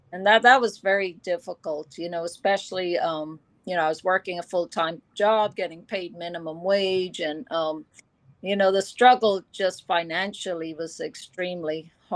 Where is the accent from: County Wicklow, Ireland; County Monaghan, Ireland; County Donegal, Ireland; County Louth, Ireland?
County Louth, Ireland; Drogheda; moved away as an adult; also born or lived in United Kingdom / United States; my hometown in Drogheda, Ireland